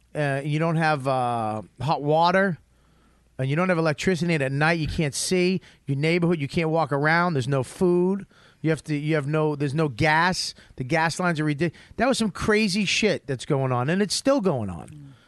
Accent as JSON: {"language": "English", "country": "United States", "said": "we're American."}